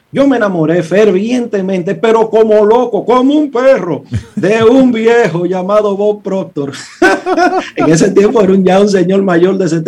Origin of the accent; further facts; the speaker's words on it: Santo Domingo, Distrito Nacional, Dominican Republic; also born or lived in Villa María / Villa Juana / Villa Francisca / San Carlos; yo soy un muchacho de las villas. Yo se lo he dicho varias veces, yo nací en Villa María, me crié en Villa Consuelo, Villa Juana, Villa Francisca y, un chin de San Carlos.